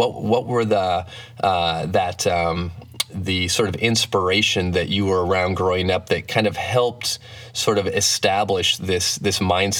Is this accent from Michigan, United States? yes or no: yes; Flint, Michigan, United States; I grew up in Flint, Michigan, actually.